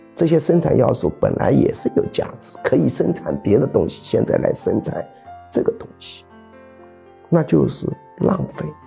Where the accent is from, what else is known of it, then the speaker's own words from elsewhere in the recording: China; 我们中国人